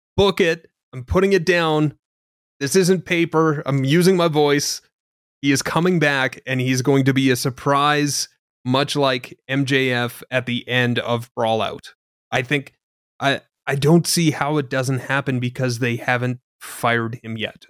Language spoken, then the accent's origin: English; Canada; being Canadian